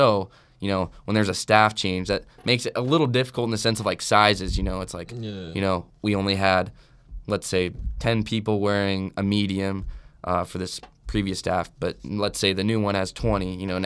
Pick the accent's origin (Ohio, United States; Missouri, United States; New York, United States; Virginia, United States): Missouri, United States; Springfield; moved away as an adult; now in Lincoln, United States; I'm from Springfield, Missouri. So like Southwest Missouri